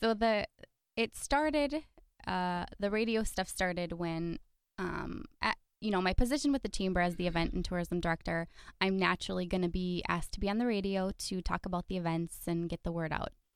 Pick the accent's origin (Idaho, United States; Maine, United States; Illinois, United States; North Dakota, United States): North Dakota, United States; Fargo; also born or lived in Valley City, North Dakota; now in Milbank, United States; mostly Fargo is where I'm from.